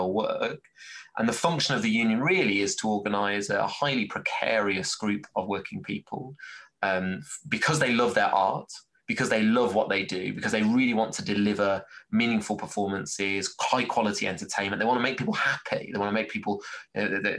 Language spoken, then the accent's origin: English; Birmingham, West Midlands, United Kingdom; moved away; also born or lived in Scunthorpe / New Jersey; my experience growing up in Birmingham and working in Scunthorpe